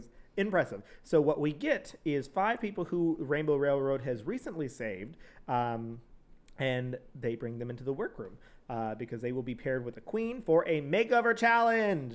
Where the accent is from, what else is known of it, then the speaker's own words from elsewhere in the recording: San Antonio, Texas, United States; also born or lived in College Station, Texas; I was from San Antonio in College Station